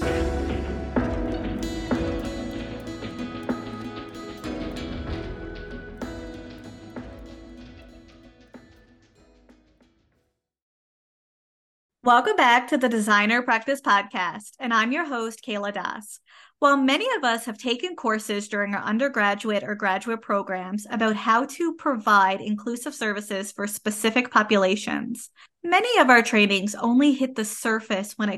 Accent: Canada; I am a Canadian social worker

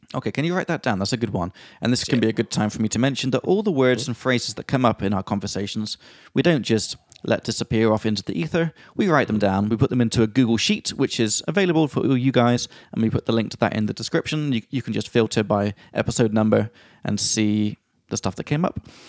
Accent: England, United Kingdom; I'm from England

